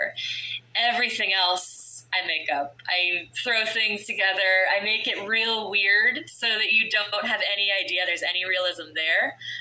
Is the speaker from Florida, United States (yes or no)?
yes; Florida, United States; I grew up in Florida